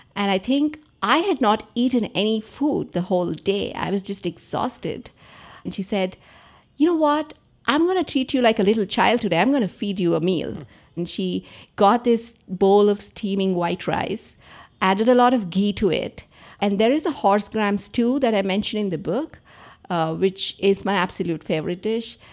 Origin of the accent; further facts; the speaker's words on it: Andhra Pradesh, India; I grew up in Andhra Pradesh.